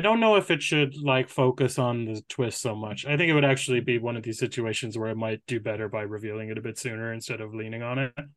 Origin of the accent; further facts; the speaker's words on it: Ireland; as an Irish person